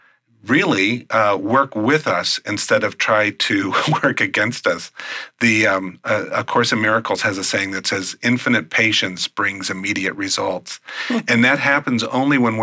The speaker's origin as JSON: {"language": "English", "region": "Midwest", "country": "United States", "said": "I'm from the Midwest."}